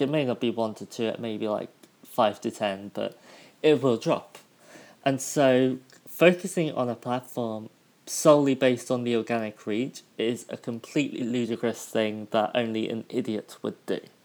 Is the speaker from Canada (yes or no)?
no; United Kingdom; moved away; my hometown back in the UK